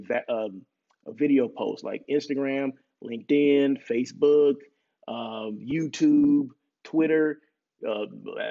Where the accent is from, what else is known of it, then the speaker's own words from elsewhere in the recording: Blythe, California, United States; moved away; Blythe where I grew up